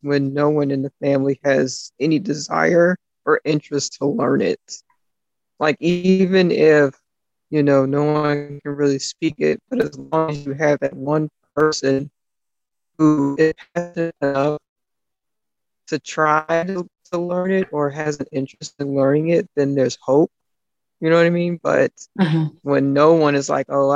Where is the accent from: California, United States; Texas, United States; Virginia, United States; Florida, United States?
Texas, United States; I am a Texas girl. Born and raised here, lived here all my life, grew up in a small town